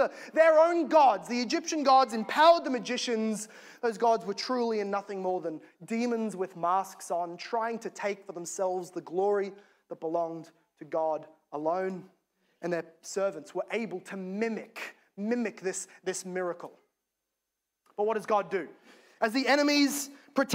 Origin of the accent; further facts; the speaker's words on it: Australia; As an Aussie